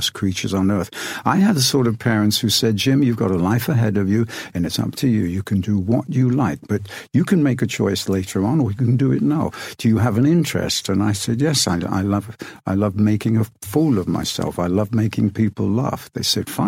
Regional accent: Rothwell, East Midlands, United Kingdom; I grew up in a small town called Rothwell, which is in Northamptonshire

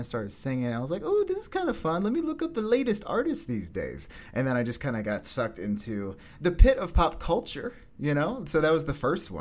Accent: Syracuse, New York, United States; also born or lived in Kingston, Pennsylvania / Rochester, New York; now in Brooklyn, United States; move up to upstate New York, Syracuse, a little 315, and was there till high school

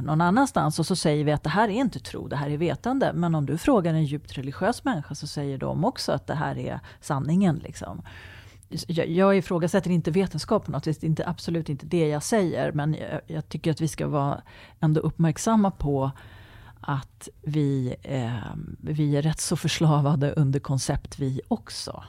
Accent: Sweden; vi svenskar

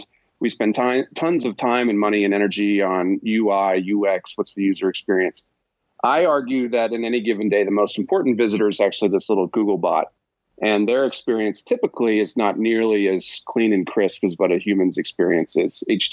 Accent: Boston, Massachusetts, United States; now in Park City, United States; I'm originally from the Boston area, but yeah. Now I reside in the mountain town of Park City, Utah

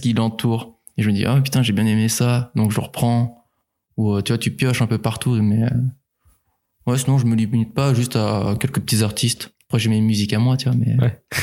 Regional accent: Nantes, Pays de la Loire, France; moved away as an adult; also born or lived in Angers; now in Rennes, France; Avant, j'étais de Nantes

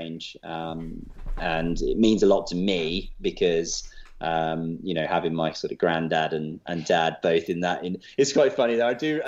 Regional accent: Leicester, East Midlands, United Kingdom; I'm from Leicester.

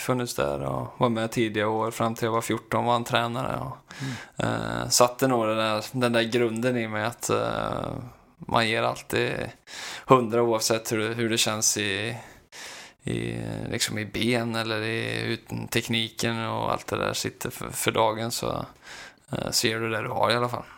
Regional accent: Skövde, Västra Götaland, Sweden; moved away; jag är tillbaka hemma i Skövde

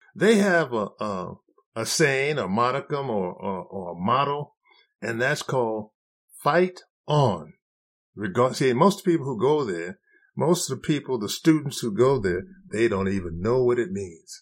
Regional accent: United States; being a black man growing up in America

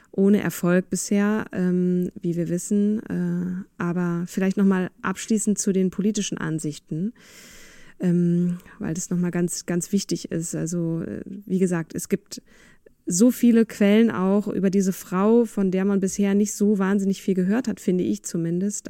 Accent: Germany; also born or lived in Vienna, Austria; ich wurde natürlich sofort als Piefke enttarnt

